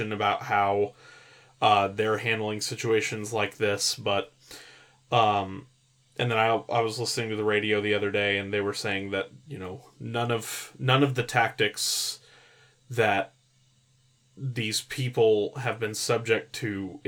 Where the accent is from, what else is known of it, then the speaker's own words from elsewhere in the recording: California, United States; I was raised in California